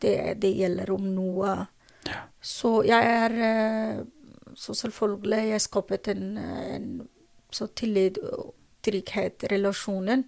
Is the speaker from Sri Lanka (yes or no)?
no; Afghanistan; Norwegian is a second language; moved away as an adult; also born or lived in Drammen, Norway; now in Norway; Jeg mistet mitt hjemland